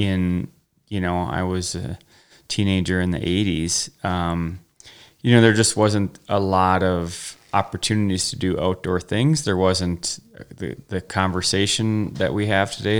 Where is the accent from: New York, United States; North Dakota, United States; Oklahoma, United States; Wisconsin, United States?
Wisconsin, United States; moved away; I'm originally from the Midwest, Wisconsin